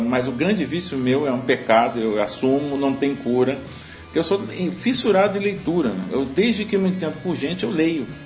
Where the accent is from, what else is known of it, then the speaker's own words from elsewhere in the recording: Mãe Mirim, Minas Gerais, Brazil; born there; É, até porque eu nasci em Minas Gerais, numa cidadezinha é chamada Mãe Mirim, cujo grande, a grande cultura é exatamente café